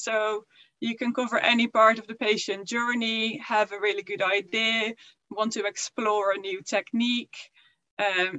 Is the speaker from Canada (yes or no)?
no; Netherlands; moved away as an adult; also born or lived in York, United Kingdom; now in United Kingdom; I am originally from the Netherlands and then I moved to the UK for a PhD